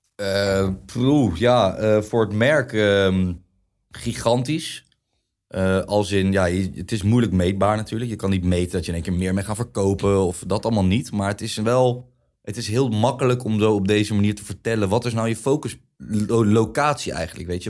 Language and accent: Dutch; The Hague, South Holland, Netherlands; Ik kom inderdaad uit Den Haag